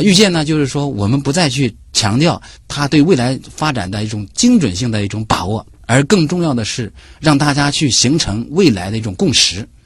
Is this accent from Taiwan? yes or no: no; China; 因为我们中国人啊，一直是天人合一